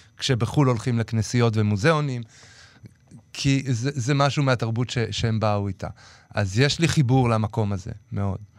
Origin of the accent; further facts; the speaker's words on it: Jerusalem, Jerusalem District, Israel; זה פשוט המקום שאני בא ממנו